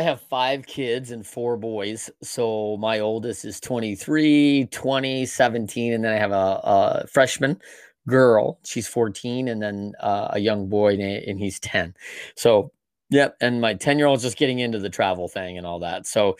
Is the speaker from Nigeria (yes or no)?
no; Battle Creek, Michigan, United States; Yeah, so I grew up around, you know, Kellogg's, of course, right? That is the staple company of Battle Creek, Michigan.